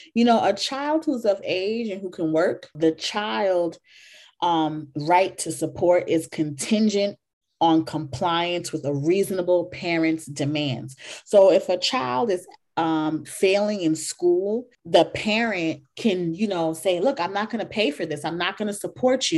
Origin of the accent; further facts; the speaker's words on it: Jamaica; I'm like Jamaican, but I come from a different generation